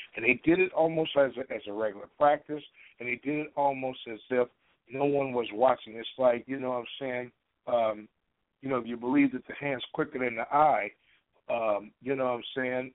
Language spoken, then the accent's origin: English; Chicago, Illinois, United States; now in Portland, United States; my hometown versus my current living city